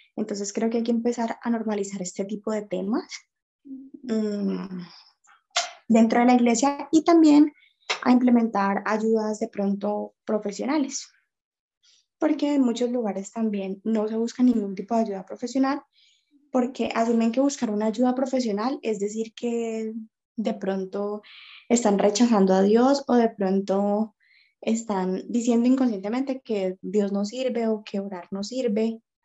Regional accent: Cali, Valle del Cauca, Colombia; soy de la ciudad de Cali, Colombia

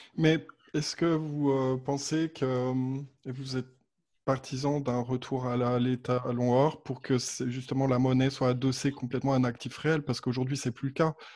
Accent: France; now in Switzerland; je suis pas suisse, ouais, je suis français effectivement.

